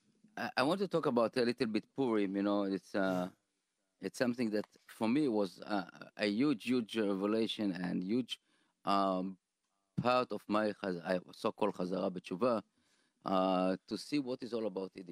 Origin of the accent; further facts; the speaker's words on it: Israel; English is a second language; moved away as an adult; now in United States; I grew up in Sotia, you know, but in Israel